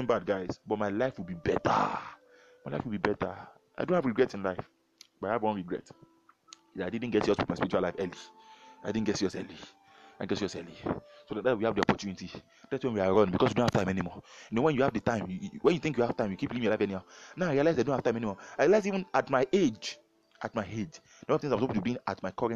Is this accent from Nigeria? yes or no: yes; Nigeria; moved away as an adult; now in Canada; we are not escaping from Nigeria. We are fulfilling purpose outside Nigeria. If God tells us to go back to Nigeria tomorrow, we'll go back